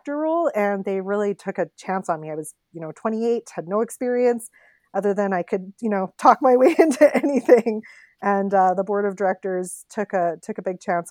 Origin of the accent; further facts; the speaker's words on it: Regina, Saskatchewan, Canada; moved away as an adult; now in Calgary, Canada; I'm from Regina. I went to the University of Regina, got a journalism degree, and worked in Regina at CTV, and then ended up coming to Calgary